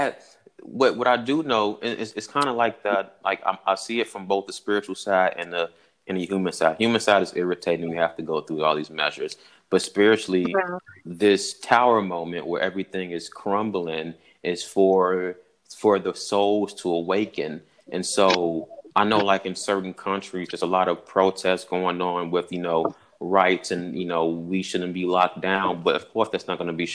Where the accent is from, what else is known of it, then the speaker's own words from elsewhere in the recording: Chicago, Illinois, United States; I'm from Chicago.